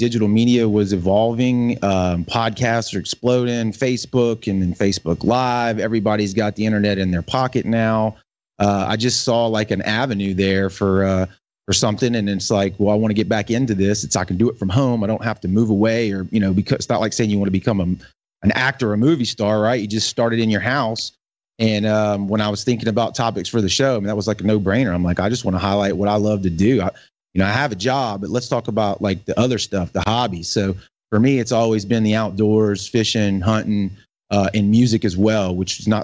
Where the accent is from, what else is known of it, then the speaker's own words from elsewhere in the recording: St. Martin, Mississippi, United States; Born and raised right there. Lived here my whole entire life outside of, you know, moving away for school.